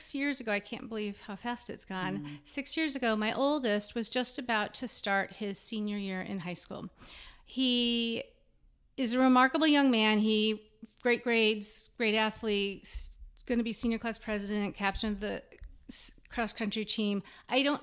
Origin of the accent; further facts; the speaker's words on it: Phoenix, Arizona, United States; I'm originally from Phoenix.